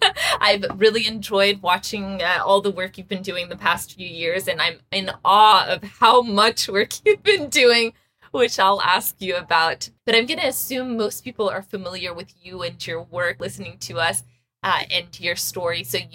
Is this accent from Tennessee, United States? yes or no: no; Texas, United States; I grew up in Texas. But my mom taught Farsi, and that's what kept me really interested and kept me speaking it.